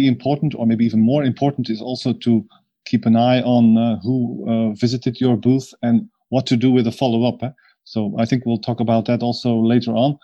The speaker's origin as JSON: {"language": "English", "country": "Belgium", "said": "I'm from Belgium."}